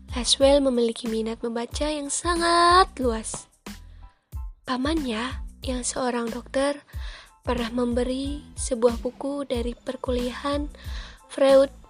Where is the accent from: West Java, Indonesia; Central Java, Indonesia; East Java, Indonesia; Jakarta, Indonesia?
West Java, Indonesia; Cirebon; Saya juga kelahiran dari Cirebon loh. Insya Allah saya asli Cirebon.